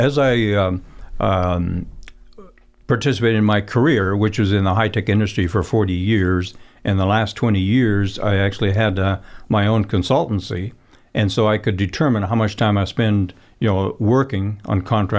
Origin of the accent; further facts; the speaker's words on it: Netherlands; I was born in Holland myself during the Second World War, and I grew up in a very strong Christian family.